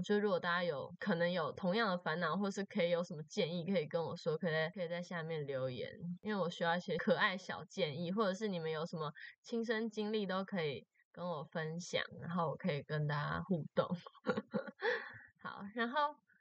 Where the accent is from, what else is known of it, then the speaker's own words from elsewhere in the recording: Taoyuan, Taiwan; moved away as an adult; now in Chiayi, Taiwan; 大一的时候就是从，从我的家乡，从桃园，然后跑来嘉义这样子